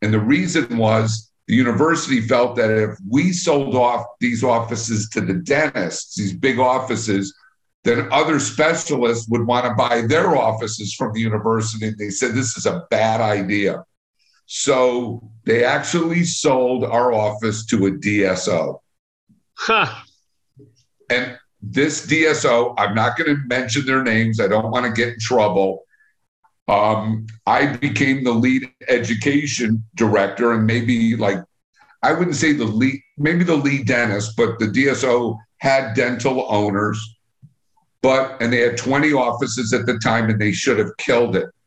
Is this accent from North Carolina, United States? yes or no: no; Long Island, New York, United States; moved away as an adult; now in Chicago, United States; So I really grew up on Long Island. Went to high school on Long Island